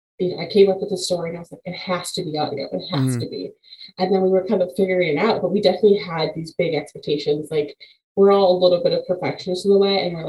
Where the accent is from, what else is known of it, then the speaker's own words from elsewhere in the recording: Chicago, Illinois, United States; now in Quad Cities, United States; Originally, I'm from Chicago, but I live in the Quad Cities now